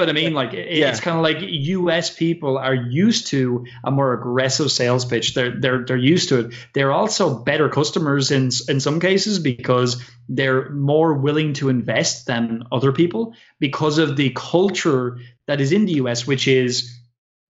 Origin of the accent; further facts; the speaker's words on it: Ireland; I'm an Irish person